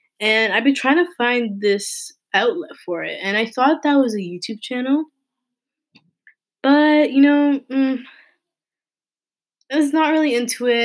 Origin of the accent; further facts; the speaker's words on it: Toronto, Ontario, Canada; I was born and raised in Toronto, Canada